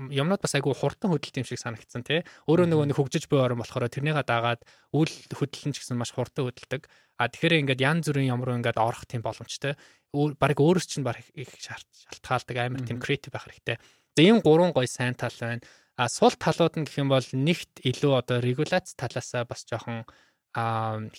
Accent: Mongolia; now in United States; би өөрөө Монголд мэдээж өсч төрсөн тэ Америк явахаас өмнө дандаа Монголд байсан

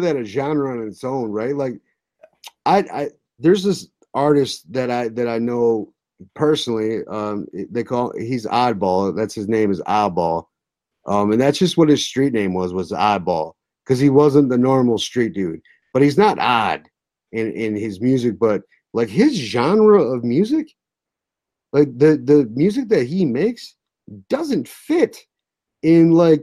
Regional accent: Midwest, United States; we're from the Midwest

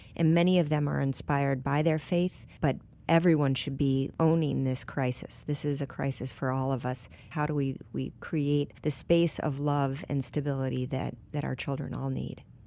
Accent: Michigan, United States; I grew up in Michigan

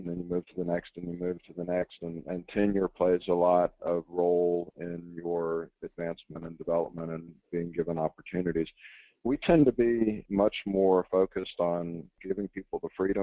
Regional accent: Jacksonville, Florida, United States; moved away as an adult; also born or lived in South Carolina; I was born and raised in Jacksonville, Florida

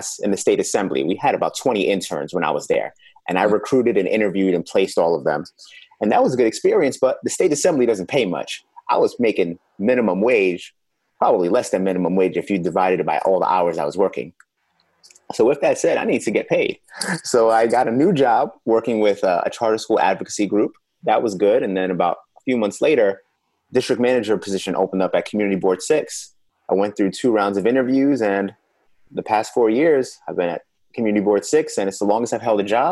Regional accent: New York City, New York, United States; I'm a lifelong Bronx resident

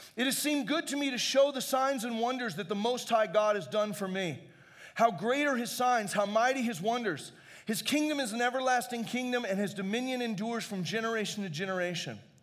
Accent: Phoenix, Arizona, United States; I grew up in Phoenix

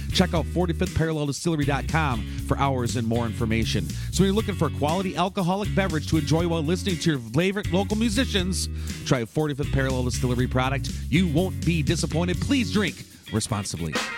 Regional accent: Turtle Lake, Wisconsin, United States; teaching summer school again in my hometown of Turtle Lake, Wisconsin

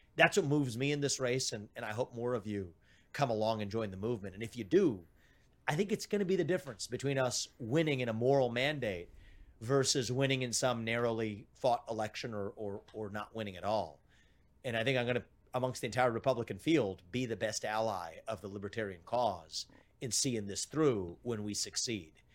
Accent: Evendale, Ohio, United States; My dad faced layoffs at G E when we were growing up in Evendale, Ohio

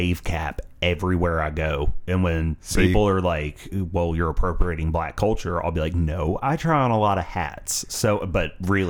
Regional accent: United States; growing up in America

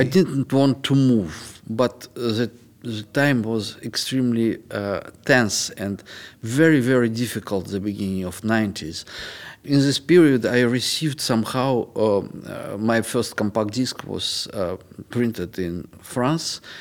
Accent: Moscow, Russia; moved away as an adult; now in Western Europe; I was born in Moscow, and since 29 years I live here

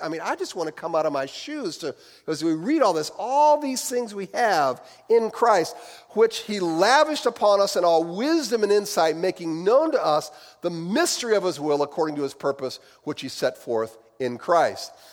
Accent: Midwest, United States; accent: Midwestern; my Midwestern accent

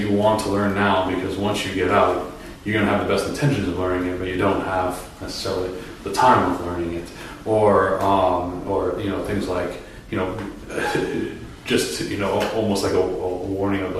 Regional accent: Massachusetts, United States; moved away; I was ordained in my home state of Massachusetts

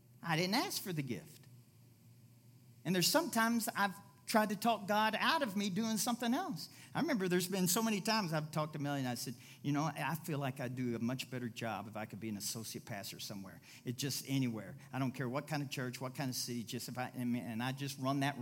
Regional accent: Louisville, Kentucky, United States; moved away; I went back to my hometown, Louisville, Kentucky

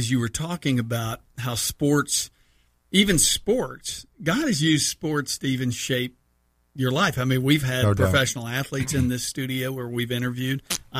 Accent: Houston, Texas, United States; We were obviously growing up in Houston.

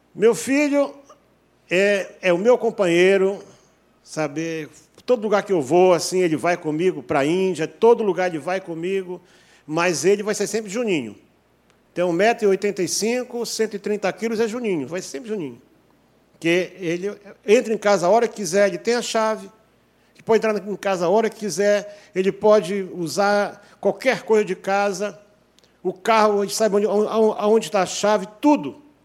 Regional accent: North Region, Brazil; moved away; Eu sou do norte.

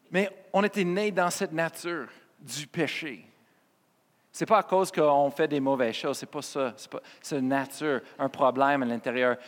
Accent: Colorado, United States; French is a second language; moved away as an adult; now in Quebec, Canada; j'étais né au Colorado, aux États-Unis

